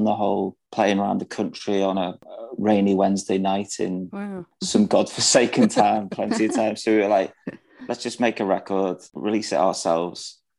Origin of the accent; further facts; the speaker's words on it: the Wirral, North West England, United Kingdom; moved away as an adult; also born or lived in London; We're a five-piece from the Wirral.